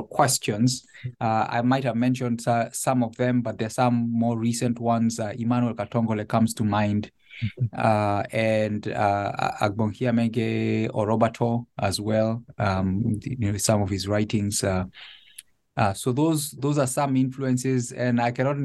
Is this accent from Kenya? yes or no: yes; Nairobi, Kenya; moved away as an adult; now in Connecticut, United States; I was born and raised in Nairobi. My family lived there until this transition to Connecticut